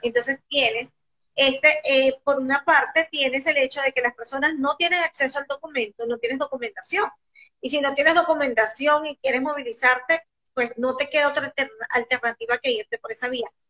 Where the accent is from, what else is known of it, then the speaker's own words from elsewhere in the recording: Venezuela; nosotros los venezolanos somos como muy inocentes